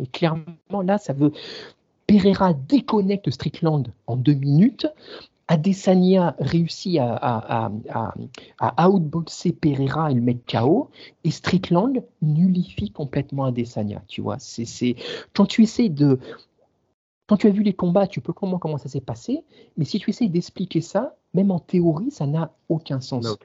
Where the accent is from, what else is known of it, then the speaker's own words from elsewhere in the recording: the region of Nice, Provence-Alpes-Côte d'Azur, France; en tant que sudiste, ayant grandi dans la région